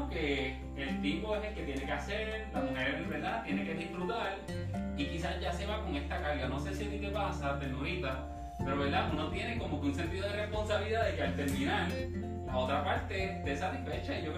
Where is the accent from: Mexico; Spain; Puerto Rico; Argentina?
Puerto Rico; yo, como puertorriqueño, hombre de, de, eh